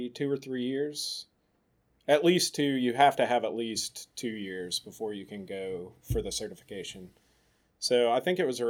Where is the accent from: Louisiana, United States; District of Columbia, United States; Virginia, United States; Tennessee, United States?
Tennessee, United States; Oak Ridge; also born or lived in Johnson City, Tennessee; I grew up in Oak Ridge. It's right outside Knoxville.